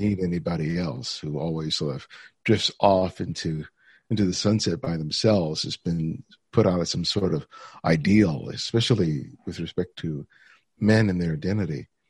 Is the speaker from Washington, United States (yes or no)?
no; Los Angeles, California, United States; growing up in South L A. My parents were both immigrants from the Dominican Republic